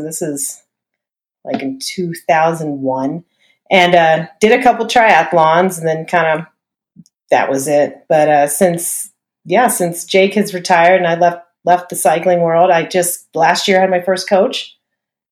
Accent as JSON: {"language": "English", "town": "New Orleans", "region": "Louisiana", "country": "United States", "tie": "born or raised there", "said": "I'm from New Orleans. My mom is German. I ate red beans and rice, crawfish etouffee"}